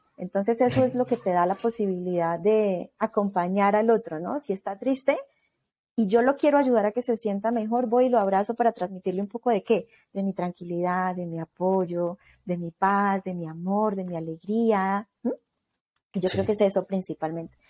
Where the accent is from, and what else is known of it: Colombia; now in Mexico